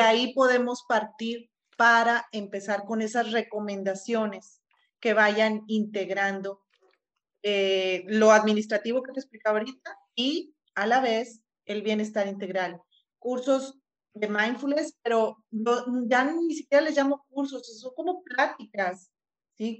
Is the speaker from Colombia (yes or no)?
no; Mexico; lo repetimos como mexicanos